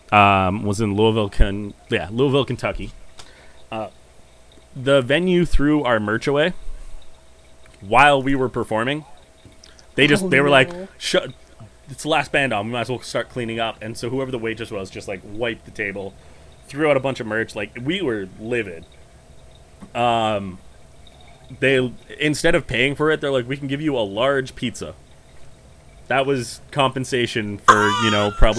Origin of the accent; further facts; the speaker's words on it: Canada; we're Canadian